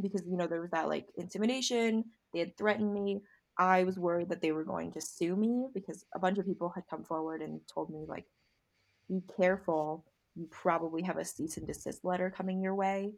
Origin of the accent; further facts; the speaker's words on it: United States; ABC is American born Chinese. I am